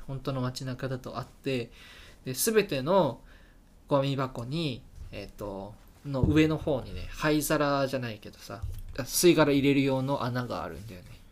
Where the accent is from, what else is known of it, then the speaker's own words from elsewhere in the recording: Hokkaido, Japan; moved away; 私の生まれ育った地でうんあの北海道生まれなんですけど